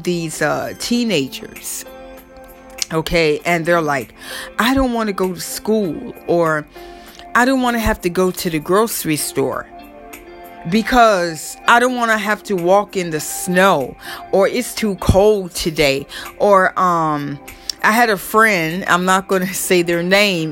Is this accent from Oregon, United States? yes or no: no; Florida, United States; now in New York, United States; I grew up in Florida.